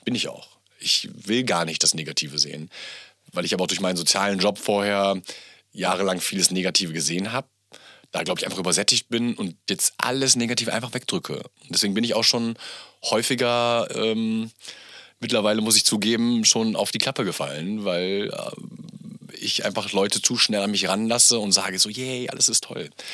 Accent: Bielefeld, North Rhine-Westphalia, Germany; now in Berlin, Germany; Mein Papa kommt ähm, gebürtig aus Pakistan, bin natürlich in Bielefeld groß geworden

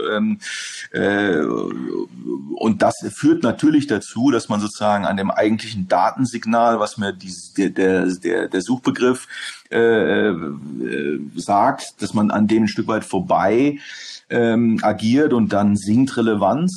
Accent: Hamburg, Germany; moved away as an adult; also born or lived in Netherlands / England / Berlin; zurück nach Hamburg in meiner Heimatstadt

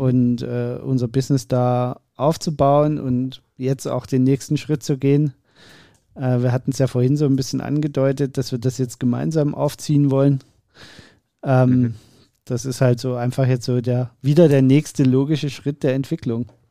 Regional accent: Dresden, Saxony, Germany; Ich bin ja in Dresden geboren

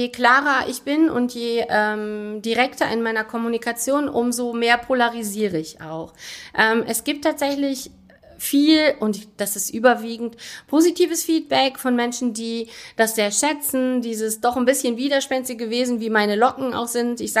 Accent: North Rhine-Westphalia, Germany; also born or lived in Altensteig; Das weiß ich nicht, weil meine Eltern sind jetzt tatsächlich auch nicht gebürtig aus Aachen, sondern kommen von woanders. Aber ich bin natürlich im Rheinland aufgewachsen

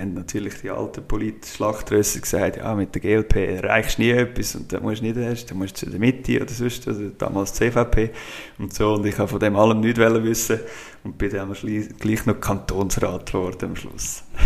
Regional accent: Brunnen, Schwyz, Switzerland; also born or lived in Geneva / St. Gallen / Zurich / Thalwil; Brunnen aufgewachsen

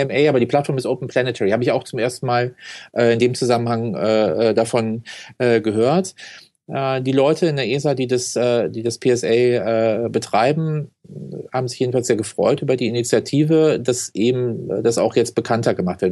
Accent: Cologne, North Rhine-Westphalia, Germany; bin äh, in der Nähe vom DLR groß geworden, in Köln-Porz

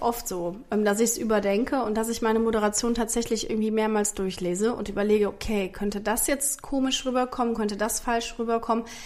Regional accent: Rhineland, Germany; accent: Rhenish dialect; ich hatte so einen richtigen, oder habe ich immer noch, einen rheinischen Dialekt

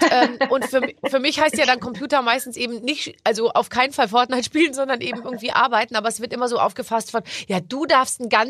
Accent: Munich, Bavaria, Germany; ich bin ja aus Bayern

